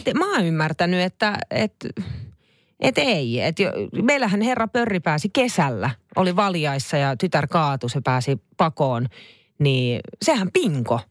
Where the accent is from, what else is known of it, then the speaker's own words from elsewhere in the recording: Finland; me ollaan Suomesta